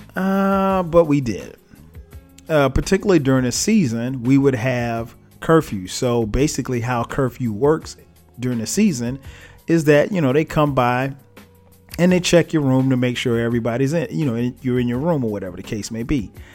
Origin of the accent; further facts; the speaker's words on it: Florence, South Carolina, United States; now in Atlanta, United States; I grew up in Florence, South Carolina